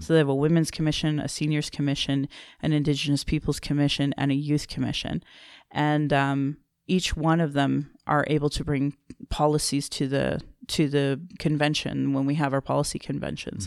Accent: Alberta, Canada; also born or lived in Calgary / Fort McMurray / Sylvan Lake; I was born in Calgary and I was raised in Alberta

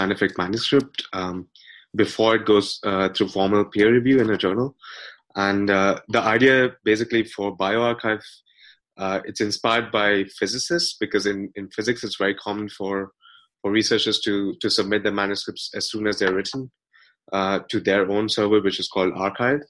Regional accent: India; moved away as an adult; also born or lived in London, United Kingdom; I'm Indian. So I grew up in India

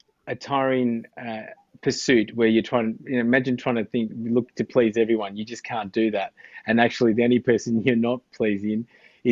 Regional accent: Australia; I had just grown up in Australia

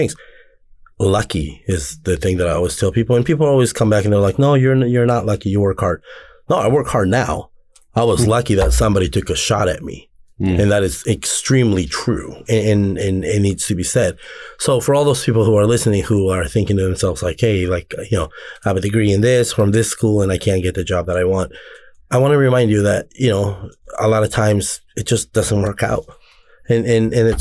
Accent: Anaheim, California, United States; coming from the area that I come from, I'm from Anaheim, but I'm from the back side of this land

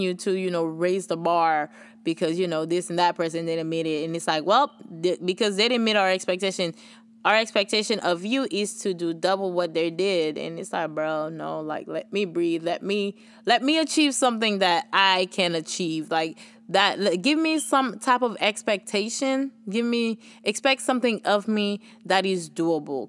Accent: Haiti; accent: Haitian; moved away; My Haitian accent

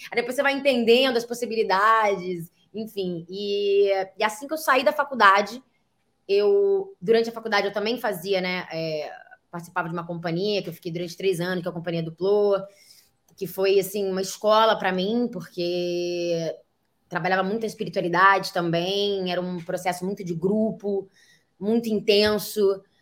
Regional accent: Niterói, Rio de Janeiro, Brazil; eu tenho 26 anos, embora não pareça, e eu vim de Niterói, Rio de Janeiro.

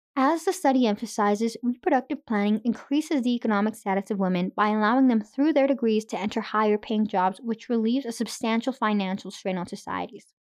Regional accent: Irapuato, Guanajuato, Mexico; now in Canada; I was born in Mexico

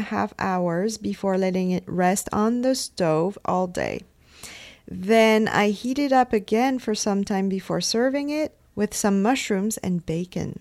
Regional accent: France; I come from France

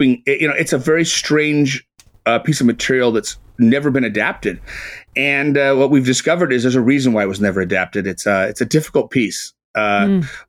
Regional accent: Carmel, California, United States; my hometown of Carmel, California

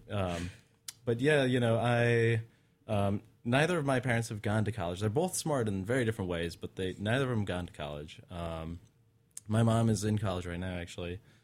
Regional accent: Utah, United States; I grew up in Utah.

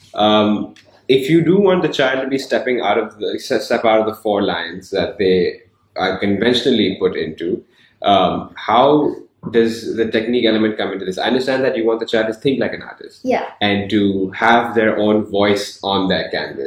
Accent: Hong Kong; moved away; growing up in Hong Kong

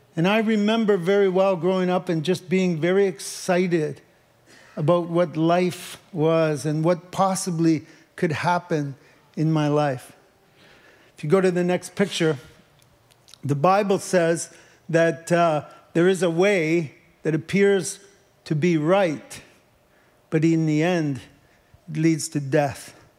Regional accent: Leamington, Ontario, Canada; moved away; I grew up in Leamington, Ontario, and my dad was actually a tomato farmer

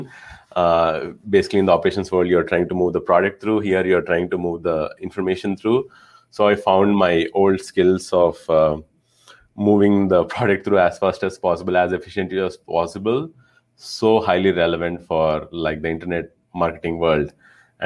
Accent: India; moved away as an adult; now in United States; I was originally from India. I moved to the US back in 2009 for master's in industrial engineering

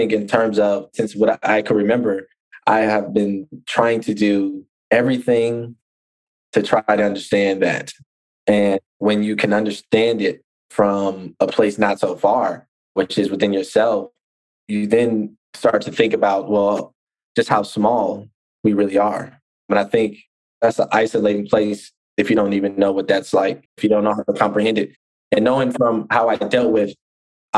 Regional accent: Oakland, California, United States; I'm from Oakland

